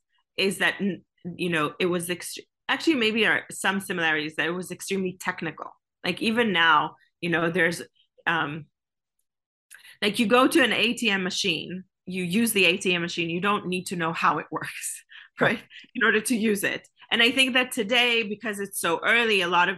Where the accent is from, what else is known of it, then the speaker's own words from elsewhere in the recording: Israel; I come from Israel, which is like called Startup Nation